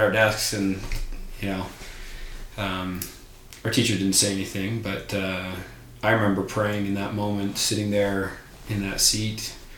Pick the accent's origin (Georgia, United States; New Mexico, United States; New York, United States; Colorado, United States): Colorado, United States; Littleton; seventh of eight kids, born and raised in Colorado